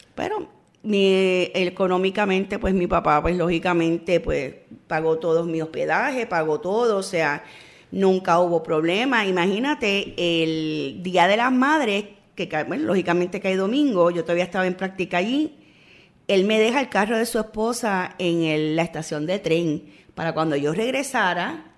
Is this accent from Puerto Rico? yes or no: yes; San Juan, Puerto Rico; yo soy oriunda de Río Piedra.